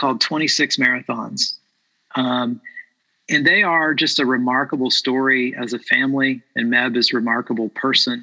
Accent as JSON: {"language": "English", "town": "Port Salerno", "region": "Florida", "country": "United States", "tie": "born or raised there", "said": "Little League baseball in Port Salerno, Florida. I grew up in Florida"}